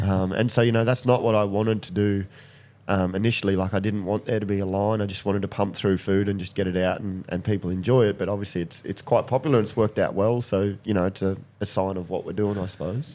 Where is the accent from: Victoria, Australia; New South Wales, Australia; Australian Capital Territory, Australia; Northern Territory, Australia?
Northern Territory, Australia; Katherine; when I grew up in Catherine, we had street parties and stuff